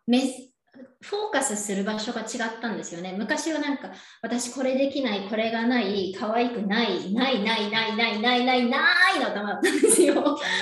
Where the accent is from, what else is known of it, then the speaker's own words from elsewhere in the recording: Yokohama, Kanagawa, Japan; moved away as an adult; now in Temecula, United States; 私は横浜出身です。神奈川県横浜出身